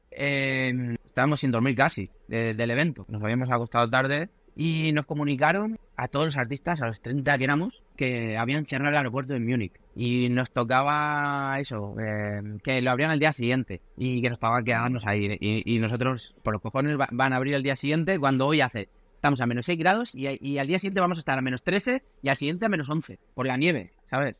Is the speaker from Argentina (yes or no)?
no; Mediterranean coast, Spain; Nosotros somos de, del Mediterráneo